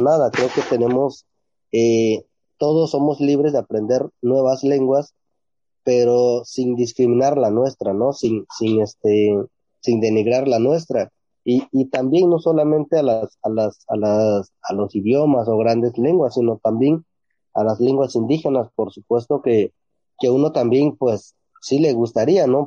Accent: San Mateo del Mar, Oaxaca, Mexico; first language Ombeayiüts; Spanish is a second language; Les mandamos un cordial saludo desde San Mateo del Mar

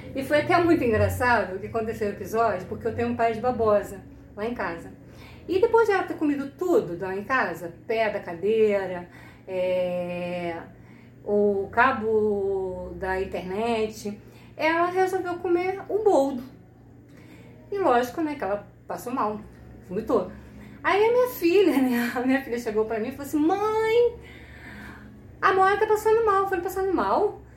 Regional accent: Rio de Janeiro, Brazil; eu sou do Rio de Janeiro

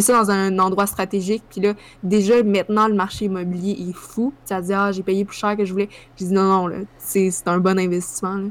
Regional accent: Sherbrooke, Quebec, Canada; quand j'étais petite à Sherbrooke

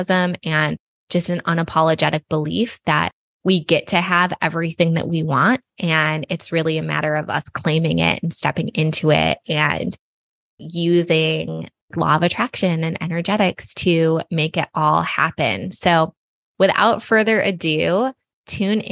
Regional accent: Michigan, United States; growing up in Michigan to working in pharmaceutical sales

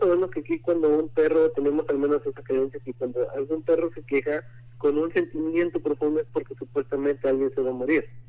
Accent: Puebla, Mexico; now in Connecticut, United States; Yo soy de, de la ciudad de, Puebla

